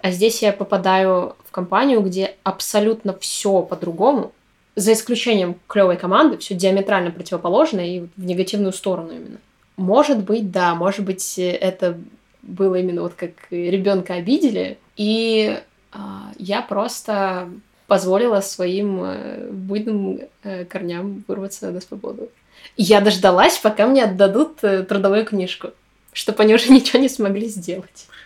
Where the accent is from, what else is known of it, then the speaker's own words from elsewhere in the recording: Kirovsk, Murmansk Oblast, Russia; moved away as an adult; also born or lived in Apatity; now in Saint Petersburg, Russia; в моем родном городе у нас два городка Кировская и Апатиты. Вот, я живу в Кировске, работала в Апатитах